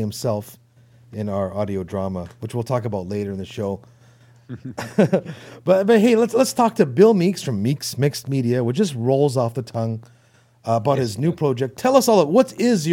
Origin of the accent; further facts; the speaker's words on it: Toronto, Ontario, Canada; accent: Canadian; I'm from Toronto.